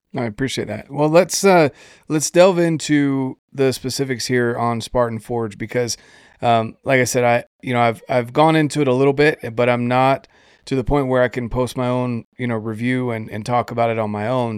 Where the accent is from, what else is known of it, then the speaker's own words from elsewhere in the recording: Fort Bragg, North Carolina, United States; I grew up right outside of Fort Bragg